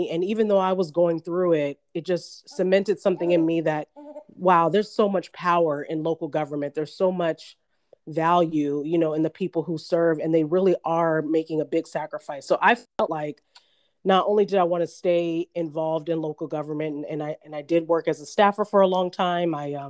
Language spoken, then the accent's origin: English; Orange County, California, United States; also born or lived in New Orleans; And I had just never seen that growing up in Orange County.